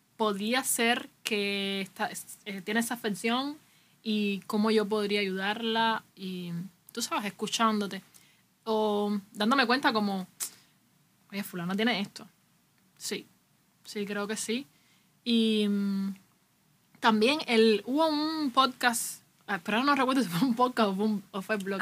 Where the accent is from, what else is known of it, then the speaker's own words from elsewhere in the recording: Cuba; aquí en Cuba pasa, no sé, yo soy cubano